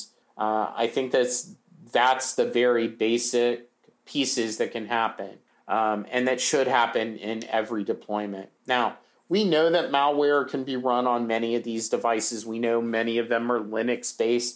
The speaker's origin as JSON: {"language": "English", "country": "United States", "said": "as an American"}